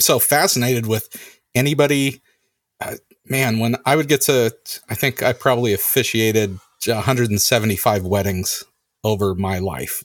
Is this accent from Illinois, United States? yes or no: no; California, United States; I grew up in California